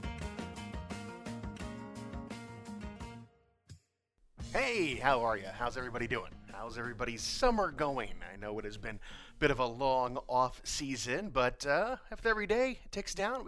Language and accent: English; Fort Wayne, Indiana, United States; growing up in Fort Wayne